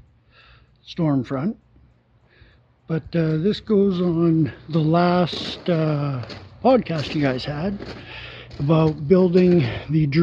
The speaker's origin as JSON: {"language": "English", "region": "British Columbia", "country": "Canada", "said": "… from BC"}